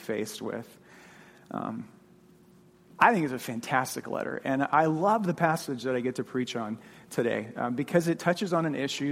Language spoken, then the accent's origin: English; Phoenix, Arizona, United States; moved away as an adult; also born or lived in Mississippi; I grew up in Phoenix, went to seminary in Mississippi, and then came to All Saints straight out of seminary in 2002